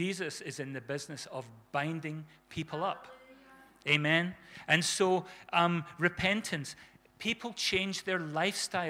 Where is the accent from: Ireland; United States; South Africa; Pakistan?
South Africa; when we were kids growing up in South Africa